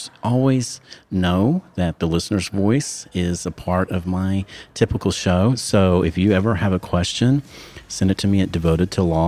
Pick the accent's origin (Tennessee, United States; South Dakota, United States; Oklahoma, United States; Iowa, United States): Oklahoma, United States; moved away as an adult; my home state, Oklahoma. It was great getting to see some people I haven't seen in 4 years since I moved away